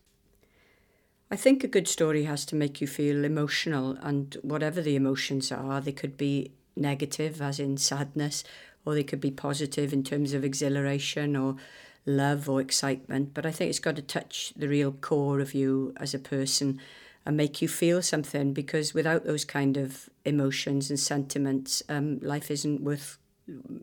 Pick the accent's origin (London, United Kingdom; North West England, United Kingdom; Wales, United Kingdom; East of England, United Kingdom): Wales, United Kingdom; Llynfi Valley; growing up in the Llynfi Valley with my grandparents